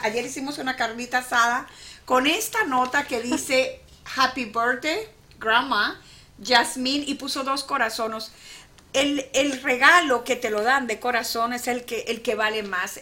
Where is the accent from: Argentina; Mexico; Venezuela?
Venezuela; San Luis, Falcón; moved away; yo soy de San Luis, Estado Falcón, Venezuela, un pueblito